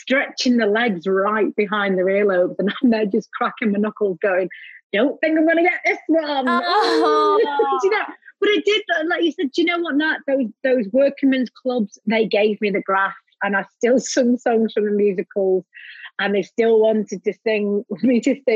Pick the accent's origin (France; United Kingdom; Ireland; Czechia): United Kingdom; Blackpool, North West England; growing up in Blackpool